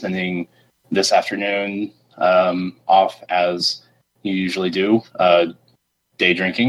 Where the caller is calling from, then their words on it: Missouri, United States; Hey, it's … from Missouri.